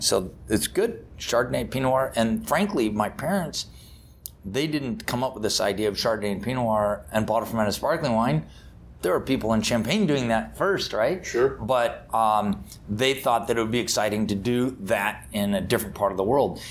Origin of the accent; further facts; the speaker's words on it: Napa Valley, California, United States; I grew up in Napa Valley, California